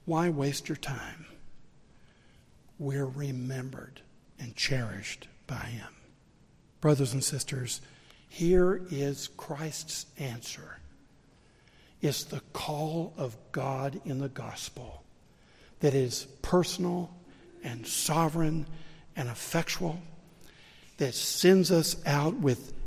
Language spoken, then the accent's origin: English; the South, United States; accent: southern; my southern accent